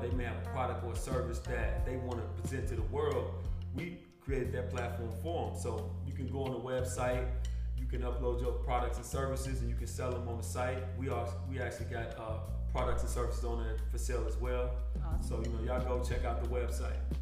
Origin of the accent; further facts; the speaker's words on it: Paris, Kentucky, United States; I'm from Paris, Kentucky